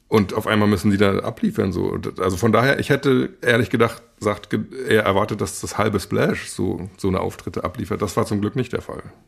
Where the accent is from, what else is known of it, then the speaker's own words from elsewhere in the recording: Rostock, Mecklenburg-Vorpommern, Germany; moved away as an adult; now in Berlin, Germany; ich bin Rostocker